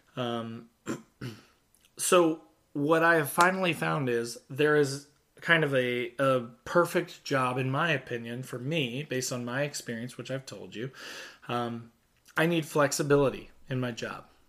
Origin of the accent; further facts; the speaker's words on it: Southern Indiana, United States; I grew up in Southern Indiana.